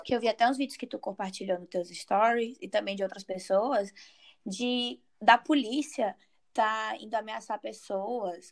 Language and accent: Portuguese; Fortaleza, Ceará, Brazil; eu sou de, eu sou de Fortaleza